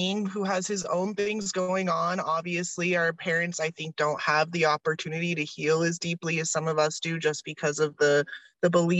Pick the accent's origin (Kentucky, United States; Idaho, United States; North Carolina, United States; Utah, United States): Utah, United States; also born or lived in Southern California; I didn't just grow up like weird in Utah. I grew up like weird in Utah.